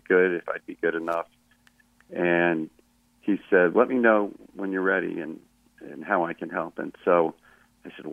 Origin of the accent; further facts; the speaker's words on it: Pittsburgh, Pennsylvania, United States; growing up in Pittsburgh as a skinny kid